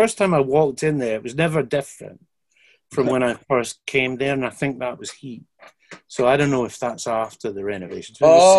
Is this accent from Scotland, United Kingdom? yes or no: yes; Scotland, United Kingdom; I'm Scottish.